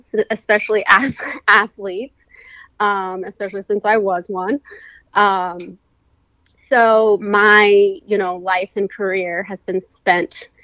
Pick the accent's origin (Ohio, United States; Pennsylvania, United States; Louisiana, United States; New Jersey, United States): Pennsylvania, United States; moved away as an adult; also born or lived in Florida / California / Chester County, Pennsylvania; I'm originally from Pennsylvania